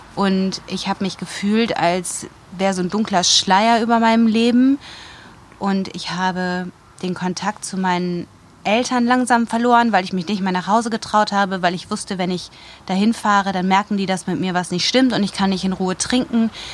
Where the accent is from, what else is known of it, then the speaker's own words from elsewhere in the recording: Wuppertal, North Rhine-Westphalia, Germany; moved away as an adult; also born or lived in Munich; now in Rosenheim, Germany; Ursprünglich komme ich aus Wuppertal